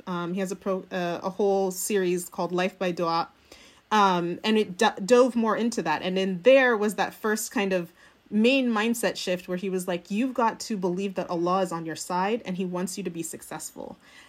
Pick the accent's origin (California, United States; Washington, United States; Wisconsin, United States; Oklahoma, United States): California, United States; I think that for me, I grew up in the United States, in California, going to Sunday school.